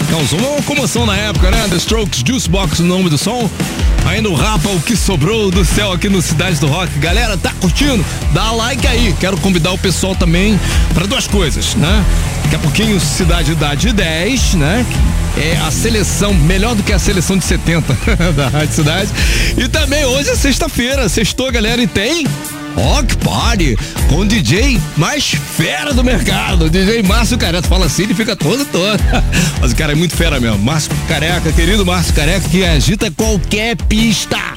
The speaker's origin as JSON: {"language": "Portuguese", "region": "Rio de Janeiro", "country": "Brazil", "said": "Sou do Rio, do Rio."}